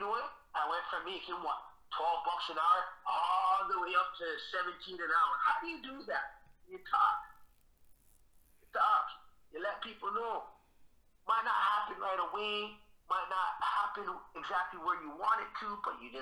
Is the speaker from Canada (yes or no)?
yes; Toronto, Ontario, Canada; So I'm from Jada Finch originally. I lived there for over 20 years.